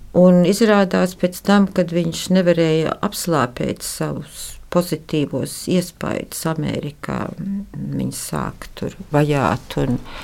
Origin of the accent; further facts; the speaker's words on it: Riga, Latvia; Es esmu dzimusi pie Stradiņas slimnīcas. Un mēs eh, līdz 18 gadu vecumam manam eh, dzīvojam vecā koka mājā pretī Stradiņas slimnīcai